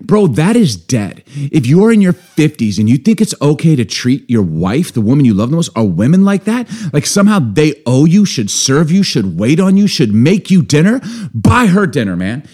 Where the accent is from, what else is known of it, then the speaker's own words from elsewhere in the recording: Chicago, Illinois, United States; also born or lived in Baltimore; maybe being born in Baltimore, growing up in Chicago